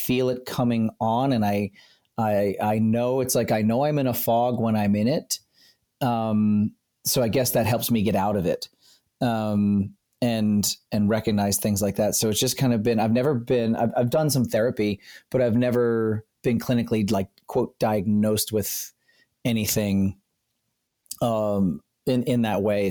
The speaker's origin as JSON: {"language": "English", "region": "South Central Pennsylvania", "country": "United States", "tie": "born or raised there", "said": "grew up in South Central Pennsylvania."}